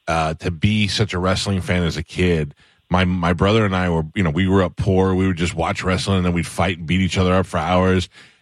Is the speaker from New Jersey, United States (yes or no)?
no; New York City, New York, United States; moved away; also born or lived in Town 'n' Country, Florida; growing up in Staten Island, you never ran into a wrestler, you never saw anybody.